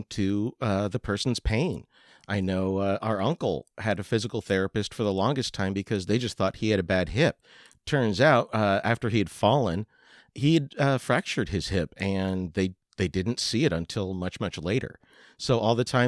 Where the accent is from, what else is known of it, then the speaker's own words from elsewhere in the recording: Pennsylvania, United States; moved away; I grew up in Pennsylvania that has similar weather